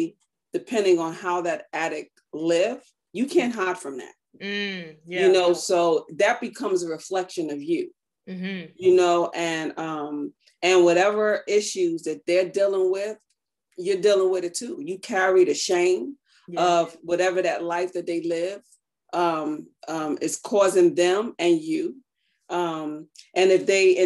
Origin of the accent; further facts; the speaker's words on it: New York City, New York, United States; moved away as an adult; also born or lived in Maryland; I'm a native from Brooklyn, New York.